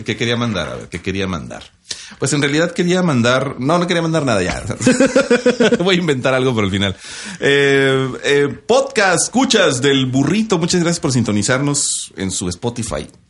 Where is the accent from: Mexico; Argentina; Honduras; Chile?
Mexico; northern Mexico; accent: norteño (northern); now in Ciudad Juárez, Mexico; Tengo el acento del norte